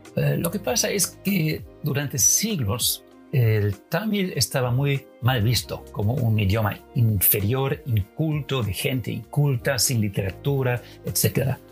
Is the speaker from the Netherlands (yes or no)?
yes; Netherlands; Spanish is a second language; yo como holandés